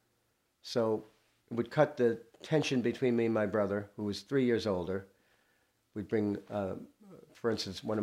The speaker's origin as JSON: {"language": "English", "town": "New York City", "region": "New York", "country": "United States", "tie": "born or raised there", "said": "We came up from Astoria, from the city, from the concrete"}